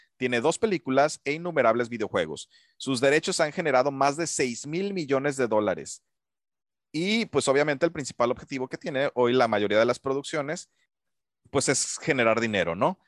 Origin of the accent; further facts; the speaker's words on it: Mexico; also born or lived in Puerto Vallarta; para mí como, como mexicano